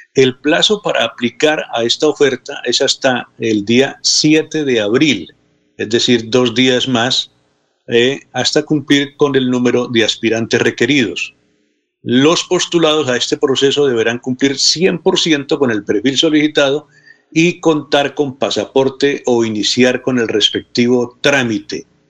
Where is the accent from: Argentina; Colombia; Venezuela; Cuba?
Colombia; Contratación, Santander; En mi pueblo no solamente las campanas, a las 5 de la mañana prenden el parlante. Ah. Entonces no podría vivir en contratación